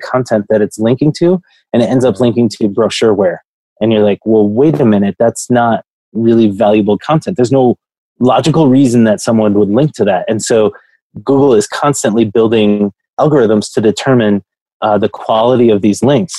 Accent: Grand Rapids, Michigan, United States; I come from West Michigan. Grand Rapids is where I come from

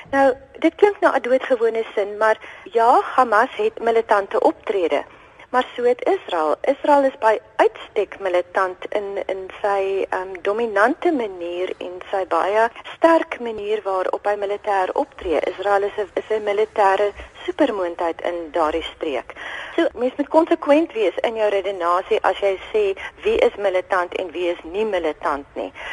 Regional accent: South Africa; ek as 'n post-apartheid Suid-Afrikaner

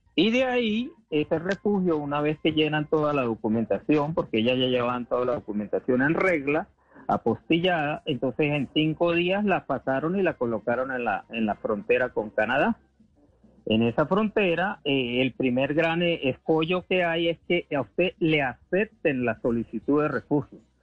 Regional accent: Venezuela; somos muchos los venezolanos

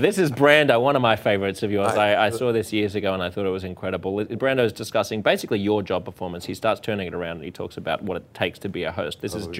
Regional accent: Australia; I'm an Australian.

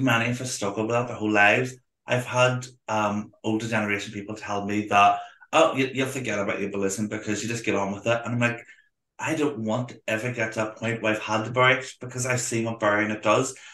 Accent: Belfast, Northern Ireland, United Kingdom; I'm from Belfast

